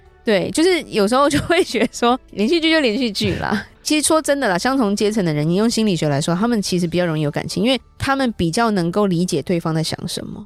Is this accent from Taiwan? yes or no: yes; Taiwan; 我们台湾这边